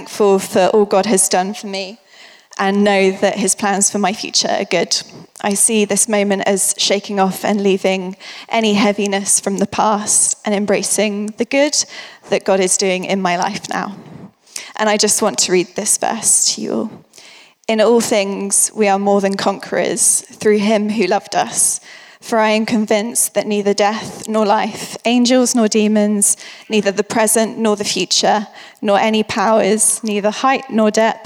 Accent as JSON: {"language": "English", "area": "Winchester", "region": "South East England", "country": "United Kingdom", "tie": "born or raised there", "moved": "as an adult", "lives_now": "London, United Kingdom", "said": "I grew up in Winvin from the age of about 5 to 19"}